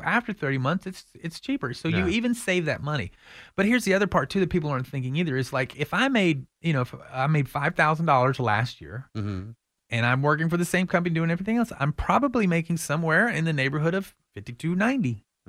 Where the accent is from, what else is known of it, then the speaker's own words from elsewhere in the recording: Austin, Texas, United States; it's hard sometimes because growing up in Austin to think that, you know, downtown homes are going to average $800,000.